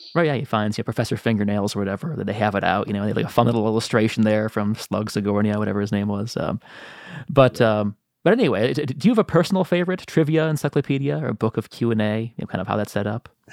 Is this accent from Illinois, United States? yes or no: yes; Chicago, Illinois, United States; I'm from Chicago